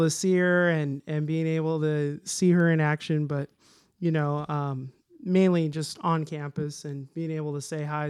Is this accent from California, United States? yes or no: yes; Lodi, California, United States; also born or lived in Modesto; now in Woodland, United States; I grew up in Lodi